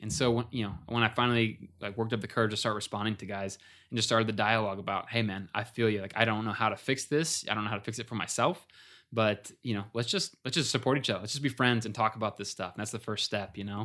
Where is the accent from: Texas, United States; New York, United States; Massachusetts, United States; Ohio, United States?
Ohio, United States; we were buddies from growing up in Ohio